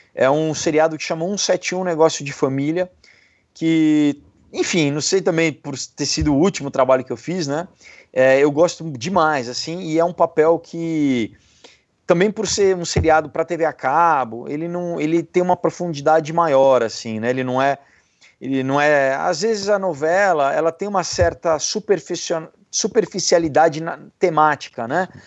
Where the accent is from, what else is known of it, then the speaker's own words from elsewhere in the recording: São Paulo, Brazil; eu sou de São Paulo